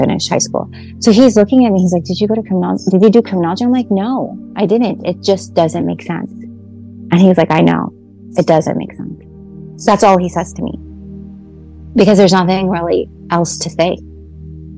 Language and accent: English; United States; the same complex that we grew up in Highland Park